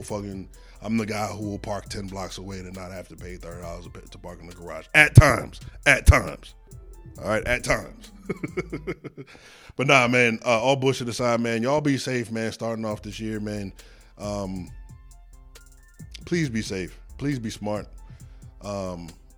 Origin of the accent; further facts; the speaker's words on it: Midland, Texas, United States; I'm from Midland, I guess